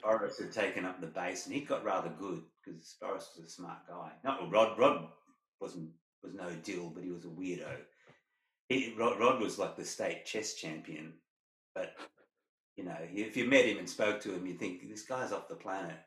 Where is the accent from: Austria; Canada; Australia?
Australia; Perth, Western Australia; growing up in Perth